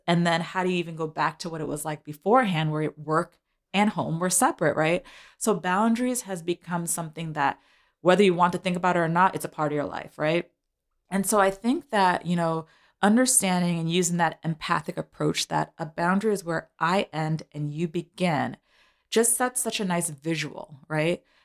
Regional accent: New York City, New York, United States; I'm a New Yorker, so I ride the train and the bus

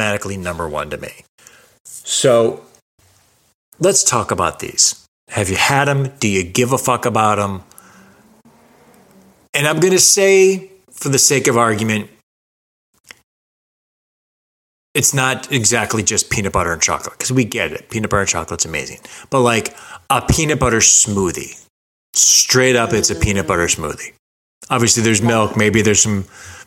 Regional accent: Los Angeles, California, United States; I'm from Los Angeles

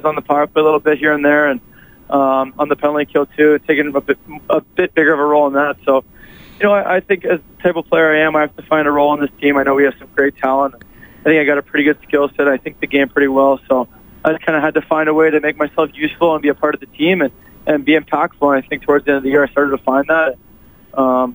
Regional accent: Toronto, Ontario, Canada; growing up in Canada and Toronto

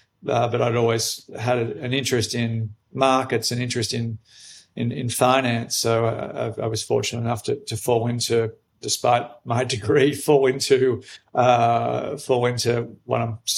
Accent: Australia; moved away; I'm Australian, but I've been away from Australia for 26 years now, so my accent is not what it once was. I grew up in country Australia, so my accent was once much, much, much thicker than what it is now

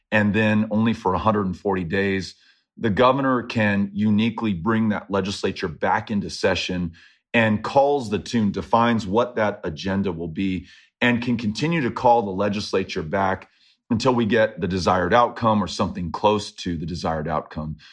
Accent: El Paso, Texas, United States; all of these folks in El Paso who I love and I've grown up with and have supported me and I've supported them, um, you know, here in my hometown

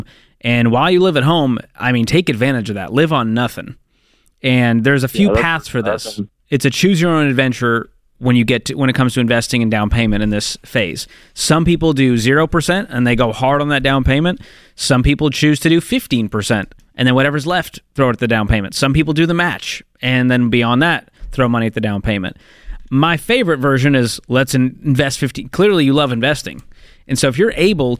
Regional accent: the North, United States; moved away; I grew up in the North

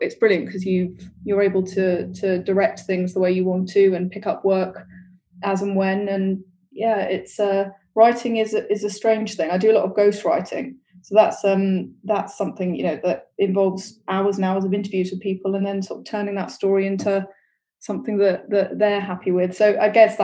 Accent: London, United Kingdom; also born or lived in Peckham, London / Cyprus (ancestry); We grew up in Tooting in southwest London.

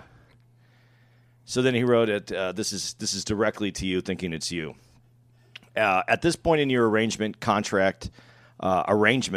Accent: Phoenix, Arizona, United States; we're in Phoenix, which is my hometown

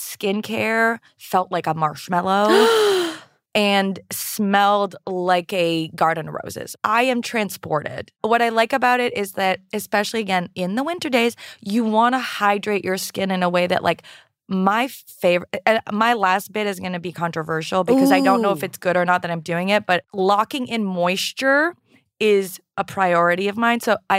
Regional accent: Canada; I'm French-Canadian.

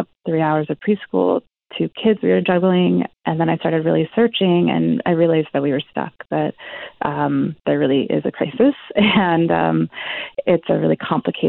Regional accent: California, United States; moved away as an adult; also born or lived in Argentina; now in Vancouver, Canada; I'm from California, but I had two kids just a couple of years ago in Argentina, where we were living.

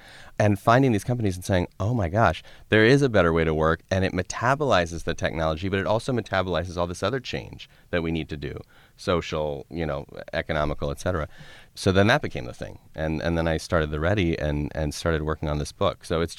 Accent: Colorado, United States; I grew up in Colorado.

